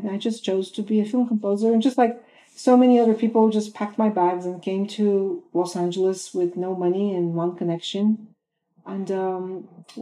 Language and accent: English; Bulgaria; moved away as an adult; now in United States; I was born in Bulgaria, Eastern Europe. I graduated with a music degree there